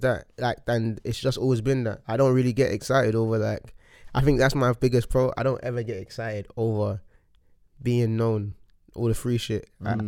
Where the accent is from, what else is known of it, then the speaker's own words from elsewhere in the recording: London, United Kingdom; I grew up in Hackney, and then I moved around a lot with my mum